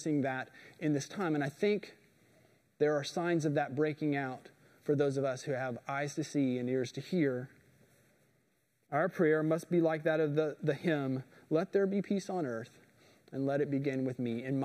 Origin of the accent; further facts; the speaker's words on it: Indiana, United States; moved away; I'm from Indiana. We don't have a lot of rocks where I'm from